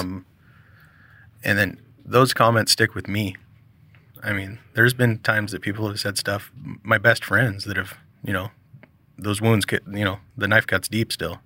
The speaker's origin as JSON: {"language": "English", "town": "Milwaukie", "region": "Oregon", "country": "United States", "tie": "born or raised there", "also_born_or_lived": "The Dalles, Oregon", "said": "I grew up in Milwaukee, down here, this area, and moved there"}